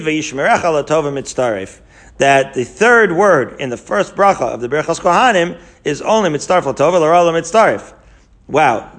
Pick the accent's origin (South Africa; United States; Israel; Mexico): Israel; moved away; I grew up in Israel